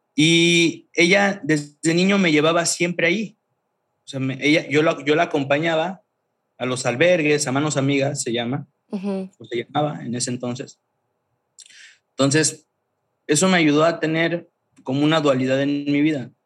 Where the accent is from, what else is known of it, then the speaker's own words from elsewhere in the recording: Tuxtla Gutiérrez, Chiapas, Mexico; moved away as an adult; also born or lived in Mérida; soy originario de Chiapas, de Tuxtla Gutiérrez, Chiapas